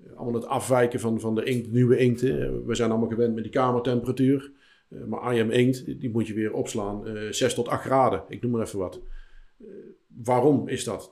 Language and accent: Dutch; 's-Hertogenbosch, North Brabant, Netherlands; In de Mos. Okay. Dus, mijn geboortestad